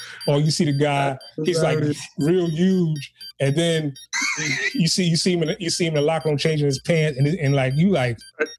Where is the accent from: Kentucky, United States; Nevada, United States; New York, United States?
New York, United States; New York City; I'm a guy from Harlem, he's a dude from the Bronx.